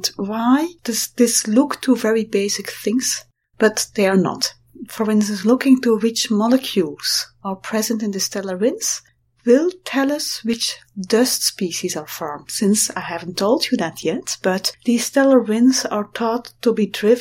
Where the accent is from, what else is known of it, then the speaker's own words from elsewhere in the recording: Belgium; I'm from Belgium